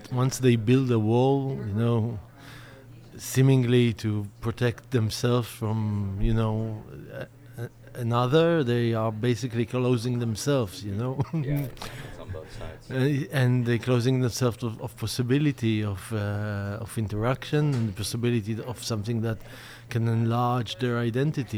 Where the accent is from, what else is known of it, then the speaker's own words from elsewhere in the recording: Israel; growing up in Israel